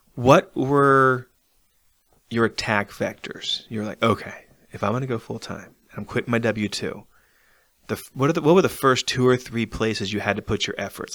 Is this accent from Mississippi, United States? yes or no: no; Arlington, Virginia, United States; moved away; I'm from Arlington